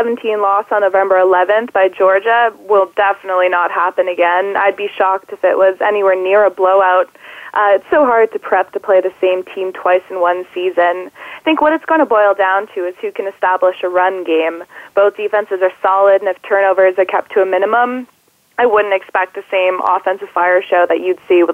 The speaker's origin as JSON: {"language": "English", "country": "Canada", "said": "being Canadian"}